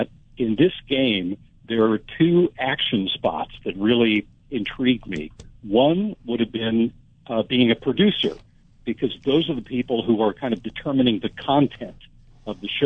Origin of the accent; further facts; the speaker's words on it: Culver City, California, United States; moved away as an adult; also born or lived in southeastern Ohio; now in Los Angeles, United States; even though I grew up in West Los Angeles, I'm a Culver City kid originally.